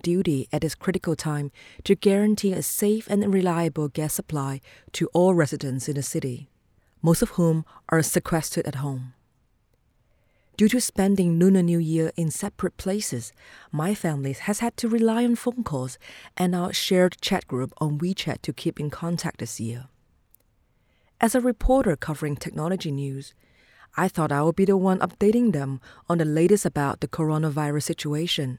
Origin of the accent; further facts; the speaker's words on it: Wuhan, Hubei, China; moved away as an adult; now in Shenzhen, China; my hometown Wuhan